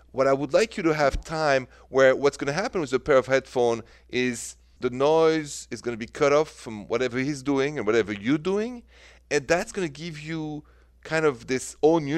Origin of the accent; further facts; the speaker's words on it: France; accent: French; my French accent